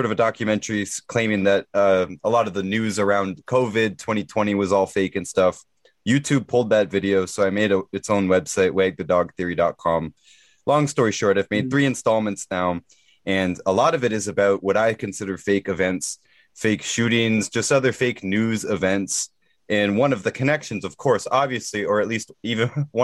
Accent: Canada; I'm Canadian

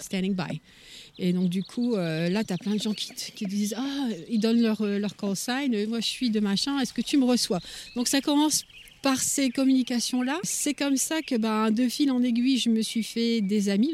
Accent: Lille, Hauts-de-France, France; moved away as an adult; now in Adirondacks, United States; Je suis originaire du nord de la France, de Lille, et ça fait 5 ans que j'habite dans les Adirondacks.

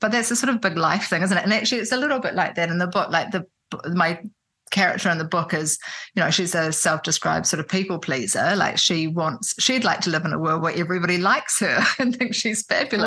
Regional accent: Auckland, New Zealand; also born or lived in Christchurch, New Zealand / Wellington, New Zealand; I grew up in in New Zealand in Auckland. I was born in Christchurch, but my parents moved quickly to Auckland when I was a baby, and I grew up there. And then I was a teenager in Wellington.

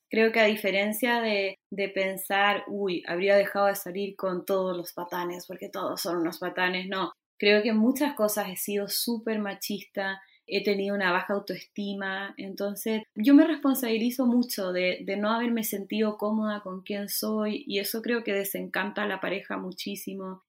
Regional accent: Chile; estoy como muy chilena hoy, hoy y siempre

